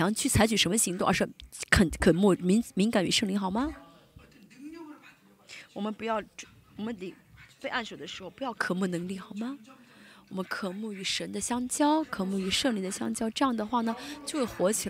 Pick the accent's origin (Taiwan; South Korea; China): South Korea; Chinese is a second language; 我们就说，如果是我们韩国人的话，你不要学了